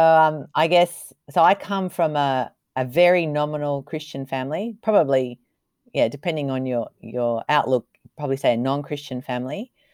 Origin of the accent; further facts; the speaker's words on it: Australia; moved away as an adult; now in Kobe, Japan; as an Australian